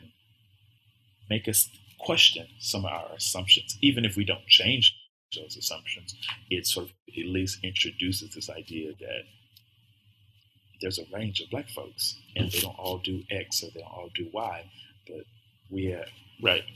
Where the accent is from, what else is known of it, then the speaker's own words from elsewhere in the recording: the South, United States; I'm from the South